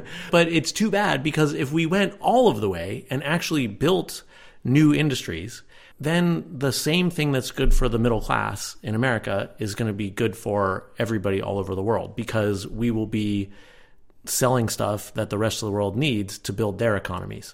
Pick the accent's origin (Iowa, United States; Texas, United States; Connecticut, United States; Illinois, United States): Connecticut, United States; I grew up in Connecticut, which was the richest state in the country at the time